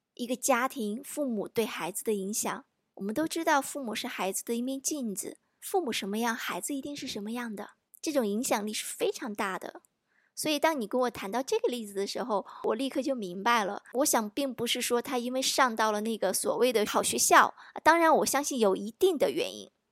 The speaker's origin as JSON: {"language": "Chinese", "country": "China", "said": "我们中国人多重视教育啊"}